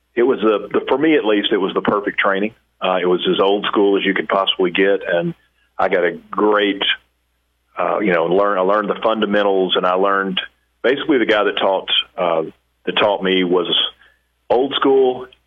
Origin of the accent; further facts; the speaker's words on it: Pine Bluff, Arkansas, United States; I'm from Pine Bluff, Arkansas, so not too far, well, you know, relatively speaking, not too far from where you're at.